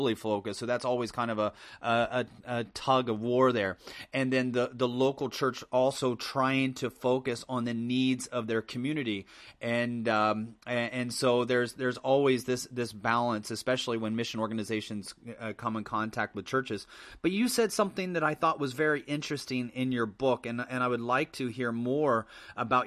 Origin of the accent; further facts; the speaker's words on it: Midwest, United States; as an American, I was born and raised in the Midwest